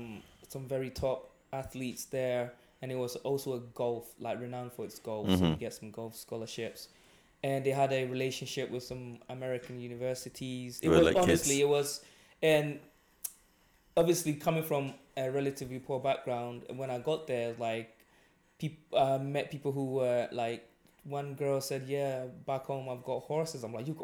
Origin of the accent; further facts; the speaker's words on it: England, United Kingdom; moved away as an adult; now in Scotland; For me, I went to uni here and I have to say, obviously, I had to pay because I was coming from England.